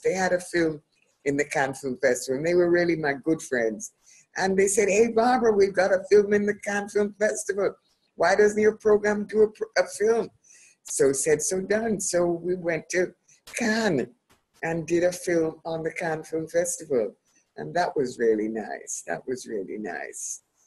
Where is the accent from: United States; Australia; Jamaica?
Jamaica; also born or lived in United Kingdom; I love being Jamaican